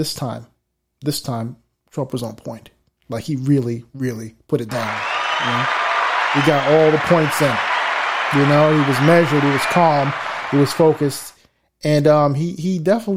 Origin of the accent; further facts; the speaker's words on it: New York City, New York, United States; We are from New York City